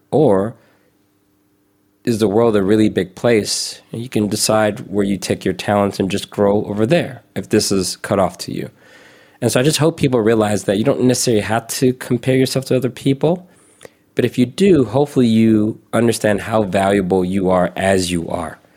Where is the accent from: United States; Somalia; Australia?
United States; the South; I grew up in the South